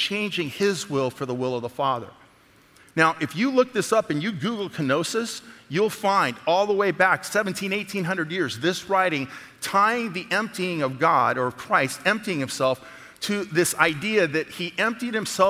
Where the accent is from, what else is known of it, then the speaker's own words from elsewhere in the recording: Alameda, California, United States; moved away; also born or lived in the South (US); I grew up in San Francisco, actually, in Alameda in the Bay